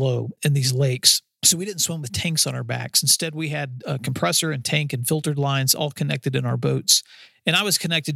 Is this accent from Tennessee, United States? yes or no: yes; West Tennessee, United States; in the Kentucky Lake area, where I grew up in West Tennessee.